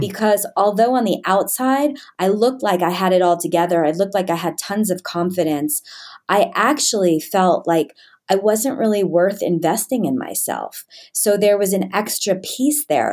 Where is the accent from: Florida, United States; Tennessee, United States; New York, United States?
New York, United States; I grew up in New York in, um, a pretty well-to-do area.